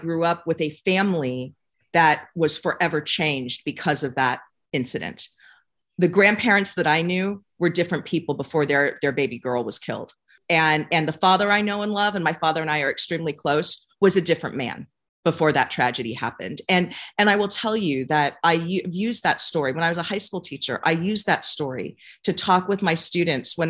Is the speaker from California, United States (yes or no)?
yes; San Francisco, California, United States; I was born and raised in San Francisco